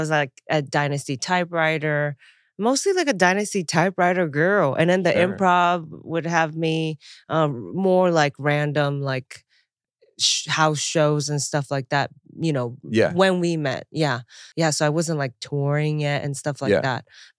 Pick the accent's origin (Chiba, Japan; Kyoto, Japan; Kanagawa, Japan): Chiba, Japan; moved away; also born or lived in Taiwan; I moved here. Yeah. I moved here from Japan, near Tokyo, a prefecture called Chiba. And then I was born in Taiwan.